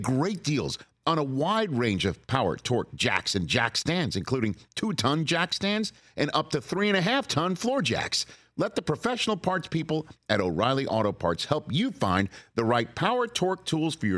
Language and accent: English; New York, United States; I'm a New Yorker